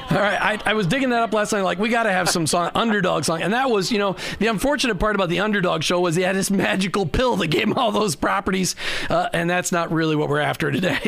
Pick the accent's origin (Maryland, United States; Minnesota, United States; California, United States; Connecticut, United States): Minnesota, United States; growing up in Minnesota